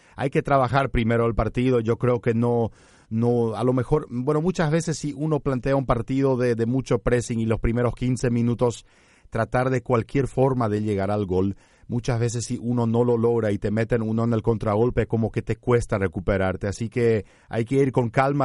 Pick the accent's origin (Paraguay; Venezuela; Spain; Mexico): Paraguay; nosotros acá en Paraguay